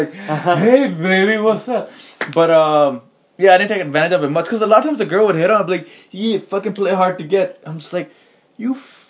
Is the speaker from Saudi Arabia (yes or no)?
yes; Saudi Arabia; now in Canada; Because 2002 when I came to Canada and I was like, holy shit, you can look, because I came from Saudi Arabia.